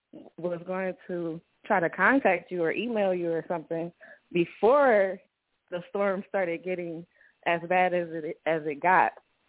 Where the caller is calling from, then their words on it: Cleveland, Ohio, United States; I'm calling from Cleveland, Ohio.